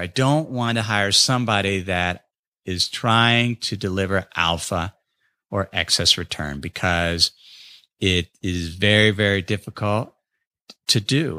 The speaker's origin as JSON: {"language": "English", "town": "North College Hill", "region": "Ohio", "country": "United States", "tie": "born or raised there", "moved": "yes", "said": "my hometown of North College Hill"}